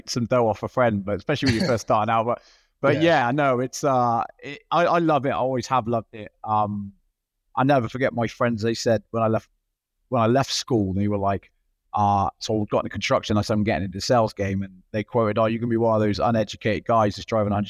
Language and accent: English; Clevedon, South West England, United Kingdom; moved away as an adult; also born or lived in Thailand / Australia; now in Miami, United States; I'm from a little town called Clevedon. It's just outside the city of Bristol, which is southwest London, okay, in the UK. That's where I was born and raised.